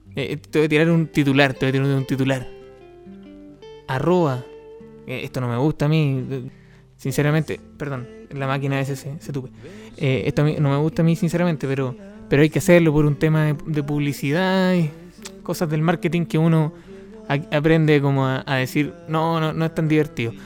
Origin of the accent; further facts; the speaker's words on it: Los Ángeles, Biobío, Chile; Yo soy de Los Ángeles